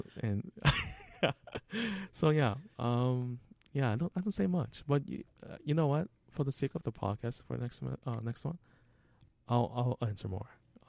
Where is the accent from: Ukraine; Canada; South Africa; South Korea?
South Korea; English is a second language; moved away; So, when I emigrated from South Korea, I had two options.